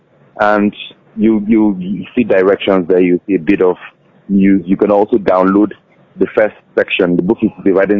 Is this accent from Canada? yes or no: no; Nigeria